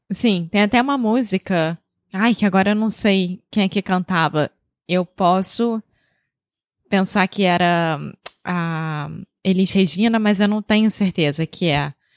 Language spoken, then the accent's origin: Portuguese; Rio de Janeiro, Brazil; accent: carioca; now in Porto, Portugal; Eu sou brasileira, carioca do Rio de Janeiro